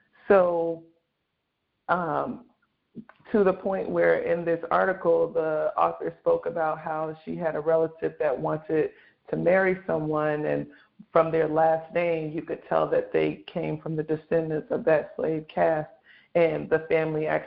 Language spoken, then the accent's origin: English; United States; my parents immigrated from Nigeria in the 70s and had me and my siblings here in America